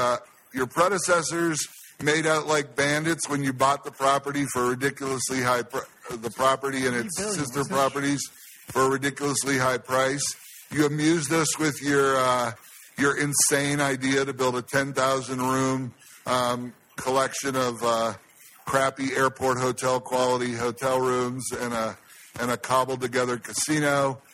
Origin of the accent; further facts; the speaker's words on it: Ohio, United States; now in Las Vegas, United States; my home state of Ohio.